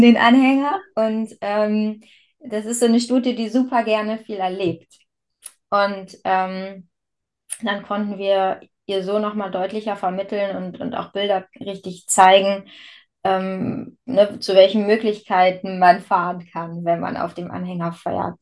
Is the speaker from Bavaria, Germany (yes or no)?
no; Verden district, Lower Saxony, Germany; now in Bad Bentheim, Germany; meine alte Heimat ist der Landkreis Verden, also bei dir in der Nähe